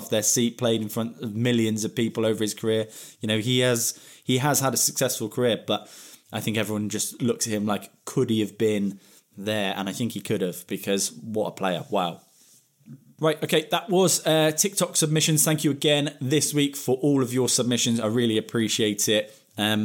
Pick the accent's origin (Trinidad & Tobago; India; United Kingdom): United Kingdom; England; As an Englishman